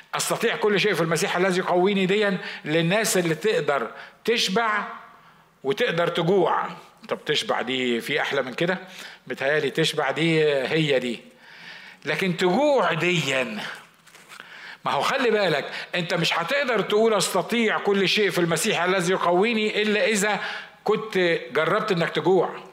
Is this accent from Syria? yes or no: no; Egypt; كنا في مستشفى عندنا في مصر